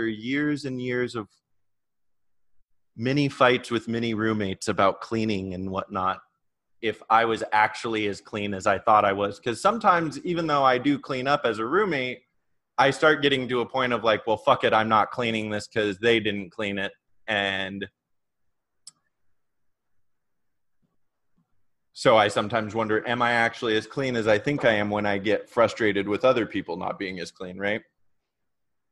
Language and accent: English; Oregon, United States; I grew up in Oregon. So out in the country, I lived up in a small town outside of Portland.